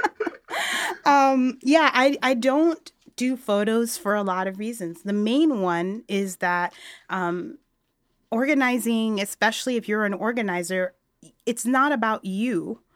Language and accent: English; New York City, New York, United States; moved away as an adult; also born or lived in Montreal; now in Chicago, United States; I was born and raised in New York City